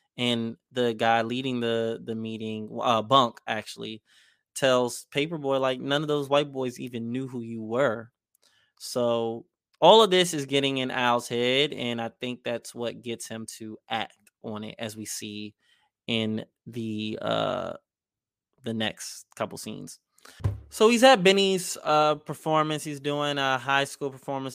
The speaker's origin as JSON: {"language": "English", "region": "Maryland", "country": "United States", "said": "I'm from Maryland"}